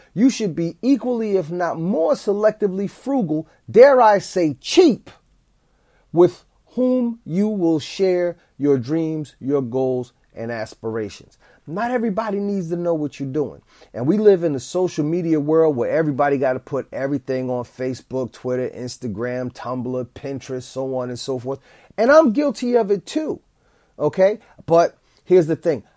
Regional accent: East Orange, New Jersey, United States; the school that I went to as a child in my hometown of East Orange, New Jersey

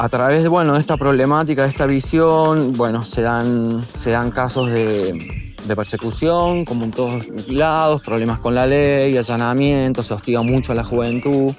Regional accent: Córdoba, Argentina; also born or lived in Traslasierra Valley; soy de Córdoba, habito en el Valle de Trasasierra

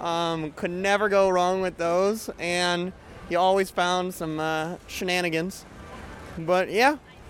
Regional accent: Minneapolis, Minnesota, United States; I'm from Minneapolis.

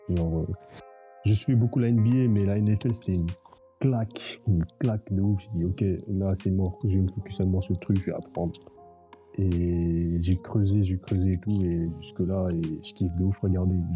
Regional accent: Senegal; now in France; je venais du Sénégal, là ça fait 11 ans que je suis là en France

